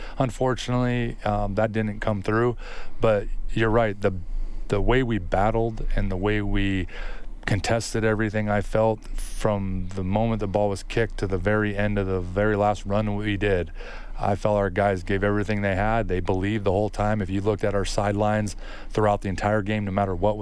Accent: United States; moved away as an adult; now in Edmonton, Canada; I am an American

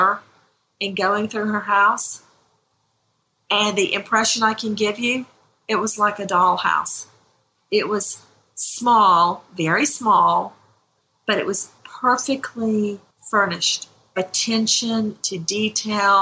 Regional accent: Macon, Georgia, United States; I'm from Macon, Georgia, the really big county, out in the middle of really nowhere, where all you could see were tall pine trees and soybean fields. That's where I come from. And Hawkinsville is just a hop, skip, and a jump away from where I grew up

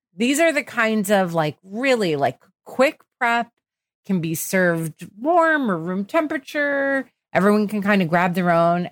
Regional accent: New Jersey, United States; I grew up in New Jersey

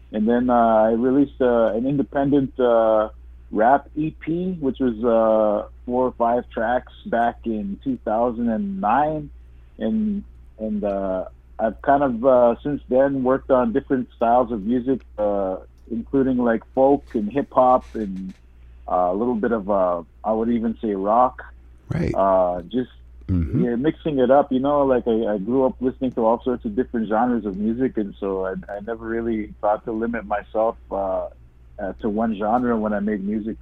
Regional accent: Little Saskatchewan First Nation, Interlake, Manitoba, Canada; I come from the Little Saskatchewan First Nation, located in the heart mm-hmm. of the mm-hmm. Interlake

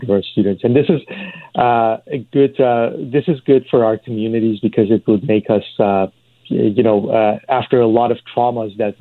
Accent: Iran; moved away as an adult; now in Canada; I grew up in Iran.

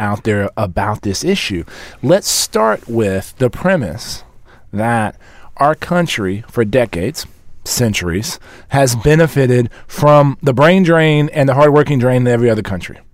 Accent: San Antonio, Texas, United States; the mayor of my hometown

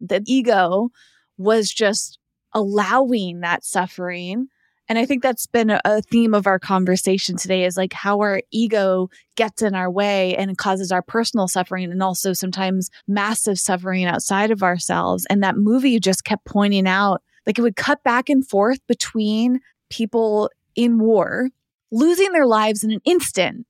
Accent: East Coast, United States; moved away; I grew up on the East Coast

